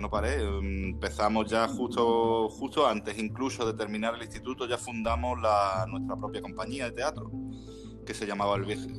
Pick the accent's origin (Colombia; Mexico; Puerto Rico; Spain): Spain; Málaga, Andalusia; todos los que somos de Málaga